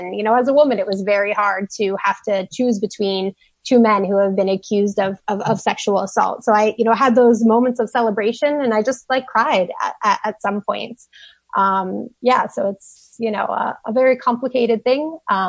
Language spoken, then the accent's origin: English; Pennsylvania, United States; also born or lived in Bed-Stuy, Brooklyn; now in New York, United States; I am from Pennsylvania and have done a lot of organizing there.